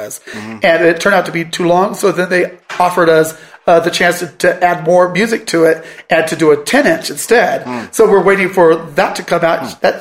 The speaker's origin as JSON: {"language": "English", "region": "Southern California", "country": "United States", "also_born_or_lived": "New York", "moved": "as an adult", "said": "We're both from Southern California"}